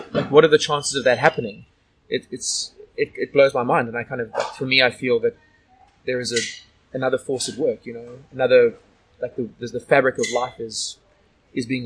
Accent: South Africa; now in Sydney, Australia; a good friend of mine who I grew up with in South Africa

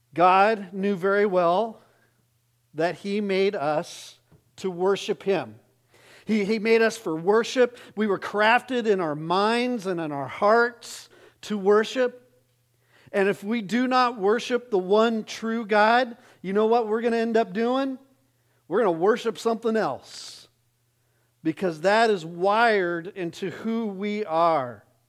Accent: Arizona, United States; I grew up in Arizona

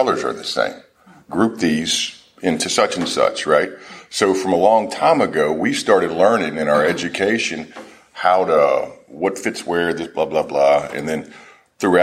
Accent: Nashville, Tennessee, United States; Nashville is my hometown

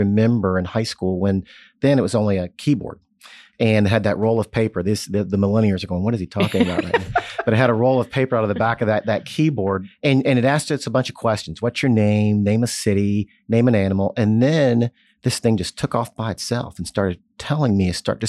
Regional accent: Jeffersonville, Indiana, United States; I was born in Southern Indiana, so Hoosier.

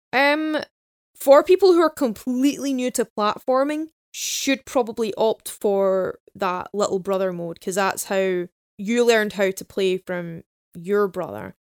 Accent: Glasgow, Scotland, United Kingdom; we're Glaswegian

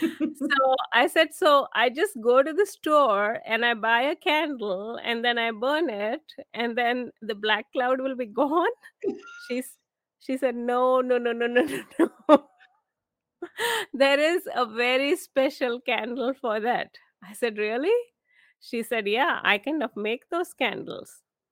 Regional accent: India; moved away as an adult; now in United States; I was actually born and raised in India. I came here to the US to do my master's.

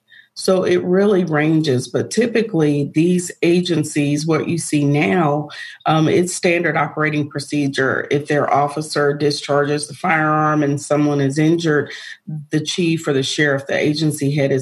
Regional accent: the North, United States; now in Georgia, United States; I'm not actually. I'm from up north. I'm a Yankee.

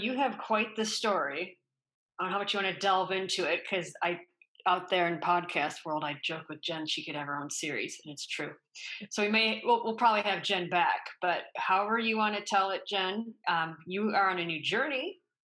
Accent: Grand Rapids, Michigan, United States; my hometown of Grand Rapids, Michigan

